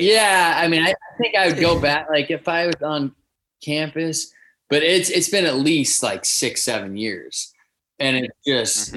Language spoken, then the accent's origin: English; Southern California, United States; we grew up playing together in Southern California